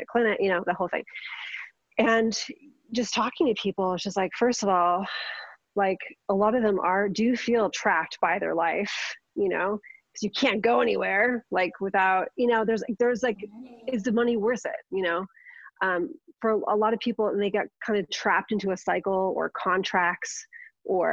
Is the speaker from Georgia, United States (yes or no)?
no; Los Angeles, California, United States; moved away; I grew up on the West Side.